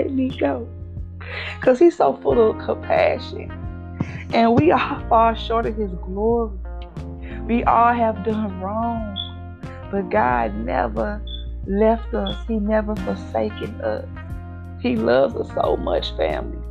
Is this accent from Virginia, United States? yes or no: no; St. Louis, Missouri, United States; also born or lived in Berlin, Germany; I'm all the way from St. Louis, Missouri